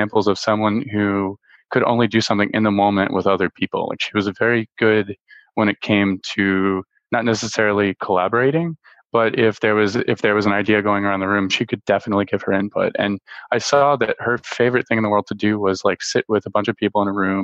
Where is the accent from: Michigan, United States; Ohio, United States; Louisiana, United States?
Louisiana, United States; Baton Rouge; I'm from Baton Rouge, Louisiana, and Steven Soderbergh went to my high school